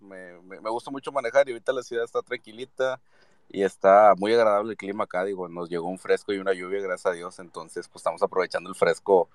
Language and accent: Spanish; Monterrey, Nuevo León, Mexico; yo soy regiomontano de, nacimiento y chiva de corazón